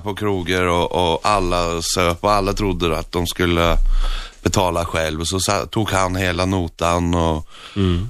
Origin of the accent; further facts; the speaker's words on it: Northern Norway, Norway; Swedish is a second language; moved away; jag växte upp i norra Norge